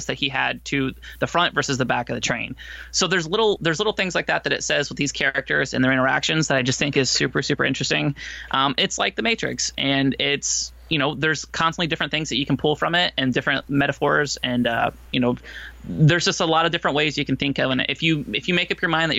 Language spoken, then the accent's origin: English; Florida, United States; I grew up in Florida